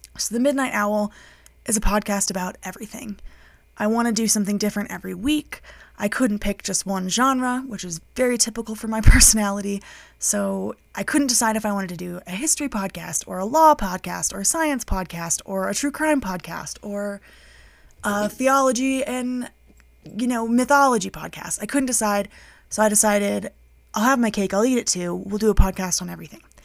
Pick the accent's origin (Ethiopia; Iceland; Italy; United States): United States; Colorado; moved away as an adult; now in United Kingdom; I am from the United States. I grew up in Colorado. I currently live in the United Kingdom with my partner.